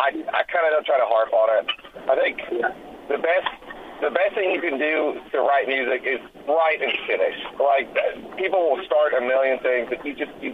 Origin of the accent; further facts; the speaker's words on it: Memphis, Tennessee, United States; moved away; also born or lived in Columbia, Tennessee; I'm from Memphis originally